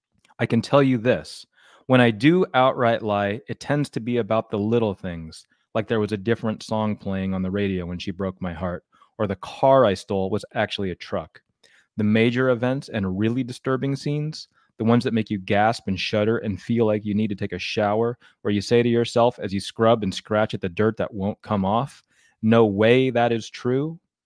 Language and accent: English; Connecticut, United States; My friend Rich and I grew up together in Connecticut, diehard baseball fans.